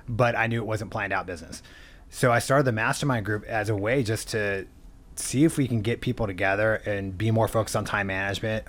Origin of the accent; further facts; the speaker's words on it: San Diego, California, United States; now in Orange County, United States; born and raised in San Diego, moved up to Orange County